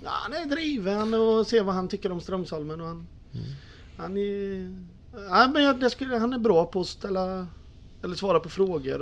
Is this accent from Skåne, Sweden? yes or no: no; Tranås, Jönköping County, Sweden; also born or lived in Eksjö; Jag är född i Eksjö men bott i Tranås i 41 år.